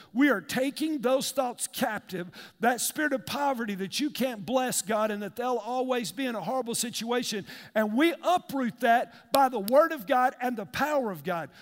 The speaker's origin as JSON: {"language": "English", "country": "United States", "tie": "born or raised there", "said": "I grew up in East Lake."}